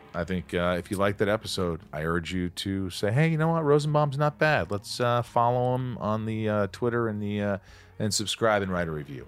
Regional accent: Southern Indiana, United States; born or raised there; moved away; also born or lived in New York

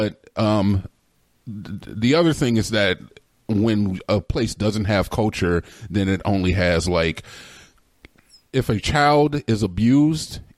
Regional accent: United States; Americans, we have a very young culture here

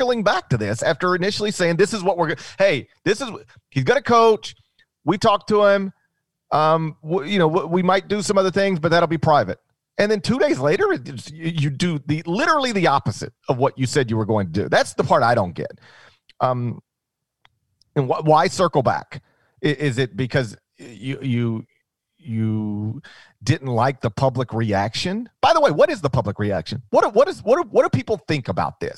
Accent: the South, United States; I grew up in the South

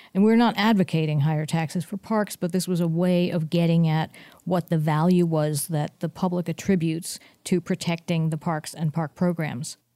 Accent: San Mateo, California, United States; I grew up in San Mateo, California

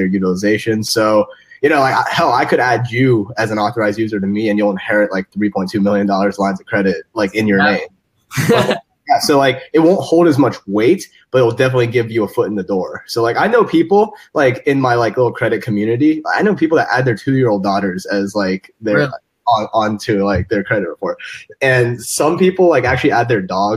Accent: Cincinnati, Ohio, United States; moved away as an adult; I was born and raised in Cincinnati, Ohio

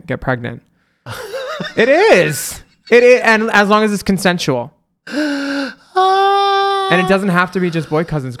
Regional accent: Cocoa Beach, Florida, United States; also born or lived in Philadelphia / New Jersey; I grew up in Cocoa Beach and Philly and Jersey and yeah.

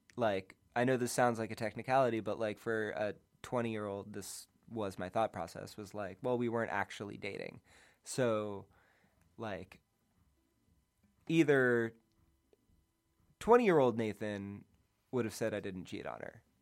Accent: outside of Boston, Massachusetts, United States; moved away; also born or lived in Cape Cod / New York; I grew up outside of Boston

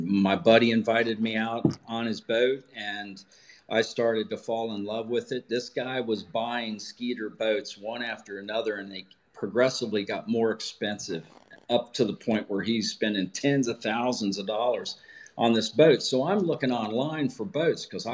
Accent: Kentucky, United States; now in Milford, United States; I grew up in Ewing County, Kentucky

